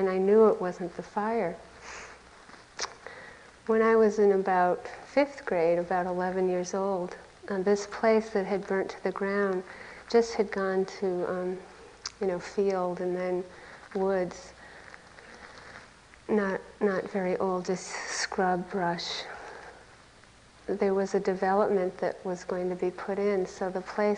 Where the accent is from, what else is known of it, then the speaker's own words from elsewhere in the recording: United States; I grew up on Lake Kitichewet, on a beautiful lake in the woods